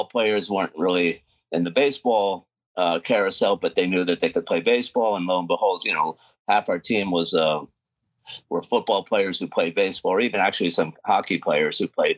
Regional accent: New York City, New York, United States; I grew up in New York City

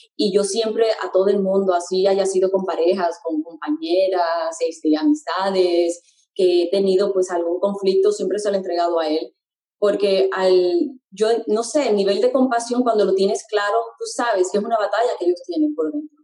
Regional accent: Puerto Rico; moved away; mi niñez fue en Puerto Rico este, la mayor parte de mi niñez

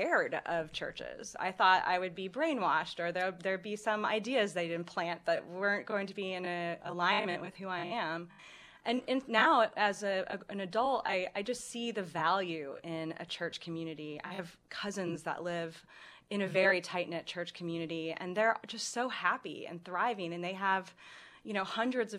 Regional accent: Indianapolis, Indiana, United States; I'm from Indianapolis

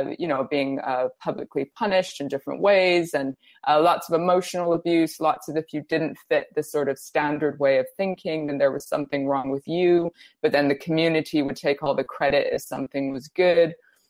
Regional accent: India; also born or lived in Brazil; I grew up in India and Brazil, and I spent time in Russia and Kenya and all over Europe.

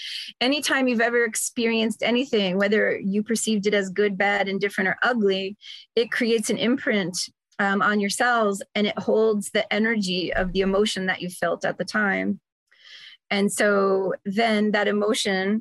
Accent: New York, United States; moved away as an adult; now in Arizona, United States; I'm from New York

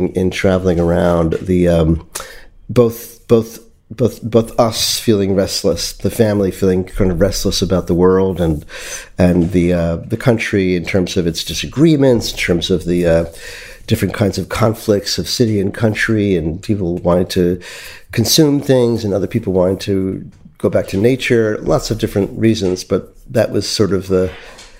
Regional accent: New York City, New York, United States; I was born in New York City

